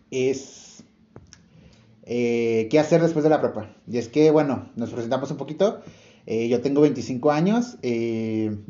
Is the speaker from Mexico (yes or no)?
yes; Monterrey, Nuevo León, Mexico; este, somos de Monterrey